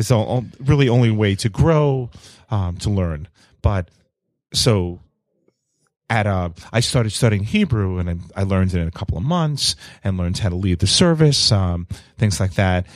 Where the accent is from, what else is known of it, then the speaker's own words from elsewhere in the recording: New York City, New York, United States; I'm an only child growing up in New York City